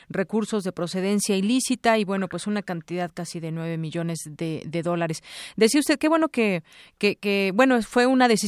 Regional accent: Mexico; no no no vemos claro como mexicanos en este tema, ¿no?

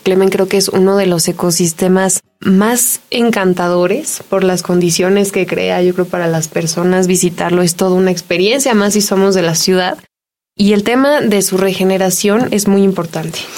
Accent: Mexico

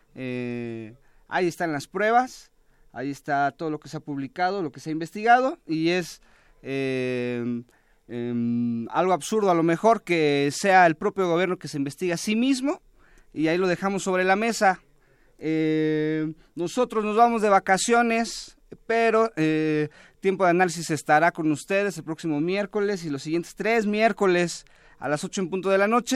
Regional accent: Mexico; nosotros como ciudadanos mexicanos

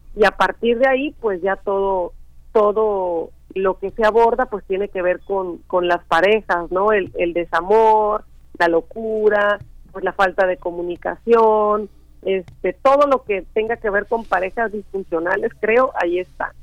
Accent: Chicontepec, Veracruz, Mexico; Yo crecí en un en un rancho muy pequeño de la Huasteca Veracruzana que pertenece al municipio de Chicontepec, Veracruz

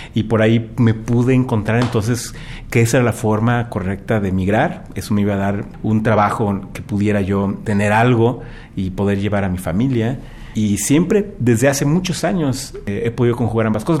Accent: Mexico; moved away as an adult; como mexicano

